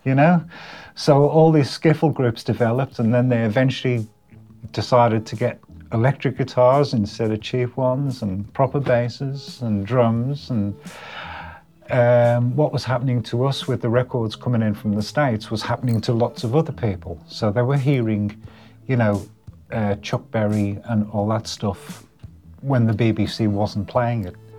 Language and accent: English; Liverpool, North West England, United Kingdom; moved away; It was the area of Liverpool that I grew up in was called Everton